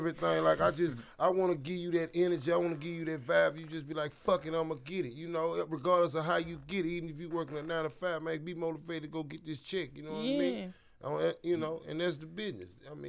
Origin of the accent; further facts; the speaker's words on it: Alexandria, Louisiana, United States; I'm from the Sonya Quarters, baby.